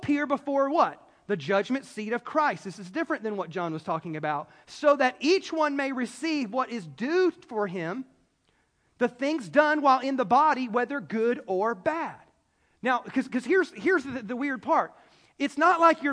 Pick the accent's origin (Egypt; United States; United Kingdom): United States; the Bible Belt; now in California, United States; I grew up in the Bible Belt